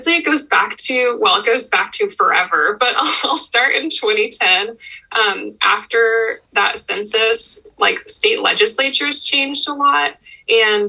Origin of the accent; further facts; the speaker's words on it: Texas, United States; moved away as an adult; now in Oregon, United States; I am from Texas, actually. I was born there and I moved to Oregon when I was 21.